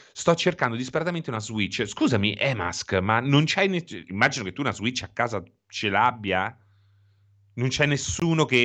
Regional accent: Tuscany, Italy; Ero qui temporaneamente, sono della Toscana.

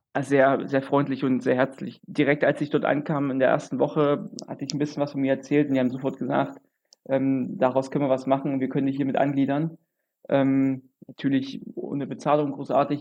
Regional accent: Germany; also born or lived in Jena / Leipzig; bei uns in Deutschland

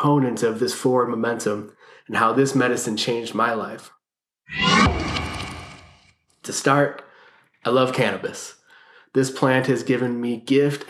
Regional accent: Cleveland, Ohio, United States; moved away as an adult; also born or lived in San Francisco; I moved from Cleveland, Ohio, where I was born and raised, out to San Francisco

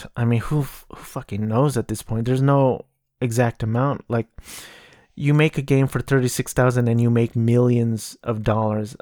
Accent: Southern California, United States; I grew up in Southern California

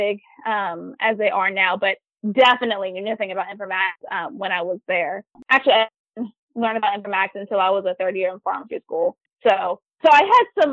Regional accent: Raleigh, North Carolina, United States; moved away as an adult; also born or lived in Charlottesville, Virginia; now in Norfolk, United States; I'm originally from Raleigh, North Carolina.

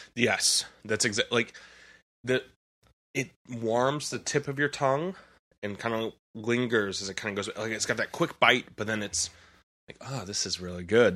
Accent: St. Louis, Missouri, United States; I'm from Saint Louis

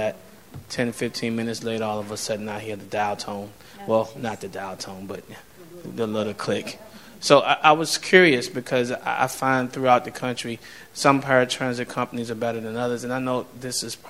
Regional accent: Virginia, United States; I'm from Virginia

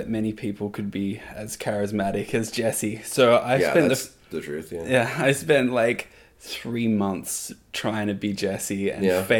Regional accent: Perth, Western Australia, Australia; moved away as an adult; also born or lived in New Zealand; now in Toronto, Canada; where I grew up in Perth in Australia

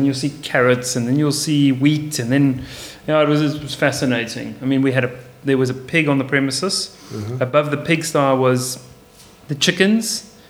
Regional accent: South Africa; I'm Portuguese. I'm South African Portuguese, so I have a passport.

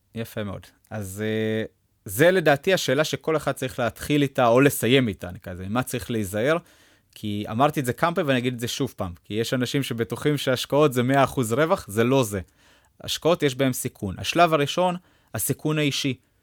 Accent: Israel; אנחנו תמיד כישראלים

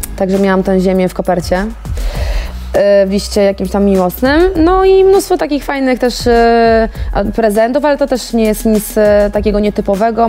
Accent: Ciechanów, Masovian Voivodeship, Poland; zabrać mnie do domu o tej 23 do Ciechanowa

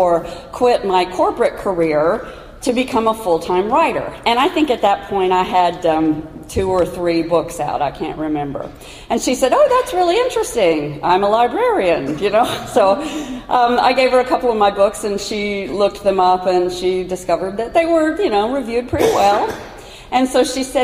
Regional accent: Kentucky, United States; my home state of Kentucky

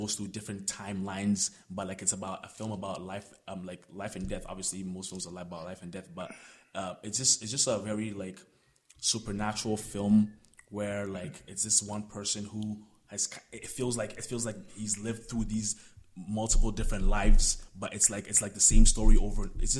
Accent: Ghana; now in Canada; So I remember actually growing up in Ghana, watching films in Ghana. So then coming to Canada and then like obviously there's a different world of film cinema.

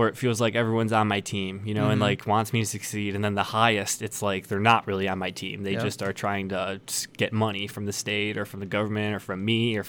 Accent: Dearborn, Michigan, United States; I've lived in Dearborn my whole life. I went to Divine Child High School.

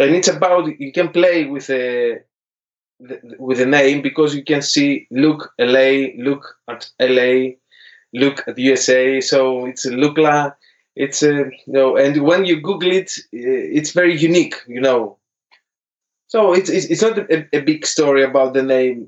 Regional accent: Athens, Attica, Greece; English is a second language; moved away as an adult; now in London, United Kingdom; It's about 10 years almost that we work back in Greece with Chloe Ann, and we decide to move in London

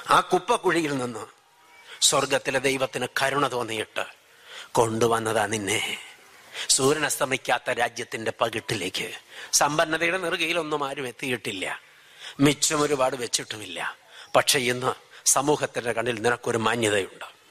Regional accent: Wayanad, Kerala, India; ഞങ്ങൾ ഒരു നാട്ടുകാരാ വയനാട്ടുകാരാ

